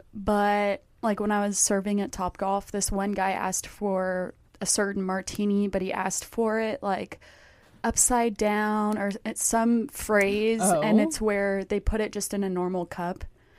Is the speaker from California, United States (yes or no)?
no; Texas, United States; I'm from Texas. Not Michigan.